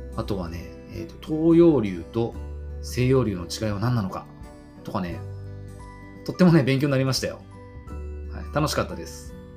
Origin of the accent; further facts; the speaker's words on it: Kanagawa, Japan; 僕はねあの神奈川県生まれであのずっと育ってきて今も神奈川県に住んでいます